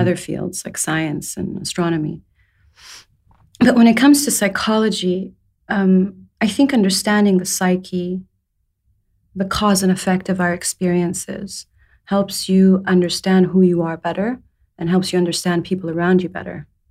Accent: Saudi Arabia; moved away as an adult; also born or lived in England; I was born in England. I was raised in Saudi Arabia.

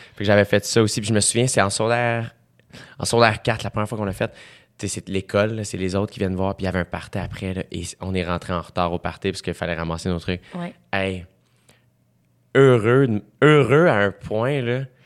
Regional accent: South Shore, Quebec, Canada; je viens de la Rive-Sud

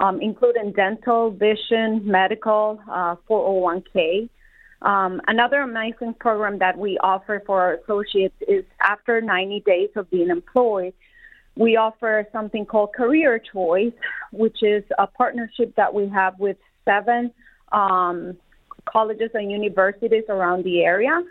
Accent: Colombia; moved away as an adult; also born or lived in South Carolina; now in Detroit, United States; I was born and raised in Colombia, South America. I went all the way through high school

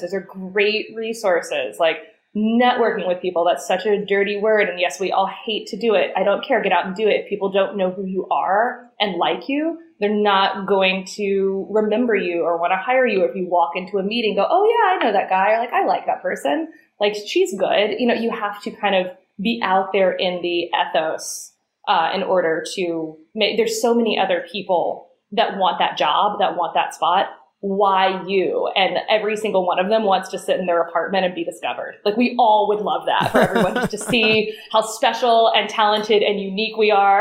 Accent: Chattanooga, Tennessee, United States; moved away; I grew up in Chattanooga in Tennessee

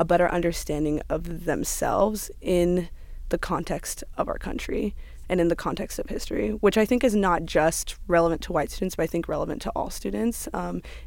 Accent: Chula Vista, California, United States; I'm from Chula Vista, San Diego, and I'm studying at Stanford University.

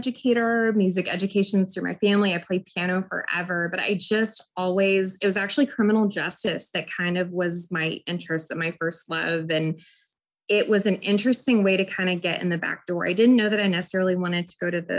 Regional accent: Wichita, Kansas, United States; moved away as an adult; I'm from Wichita, Kansas originally

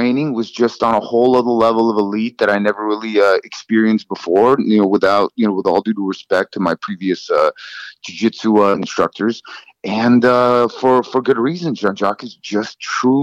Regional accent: Los Angeles, California, United States; also born or lived in Soviet Union; I grew up in Los Angeles in San Fernando Valley

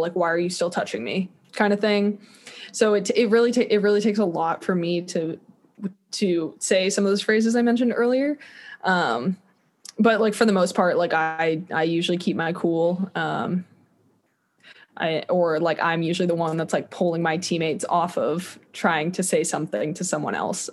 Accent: Kansas City, Missouri, United States; moved away; I want to be in Kansas City. Just it's my hometown

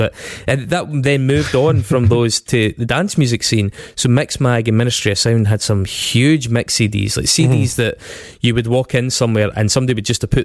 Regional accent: Scotland, United Kingdom; being Scottish

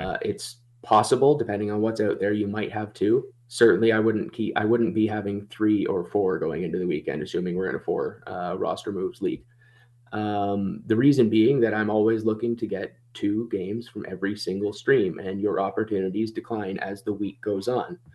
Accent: Toronto, Ontario, Canada; I'm from the Toronto area, and you don't even wanna know what the Toronto accent is anymore

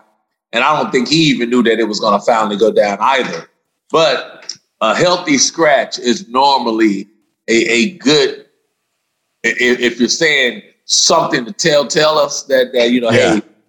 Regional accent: Dallas, Texas, United States; the Denver Broncos are here in Dallas in my hometown this week.

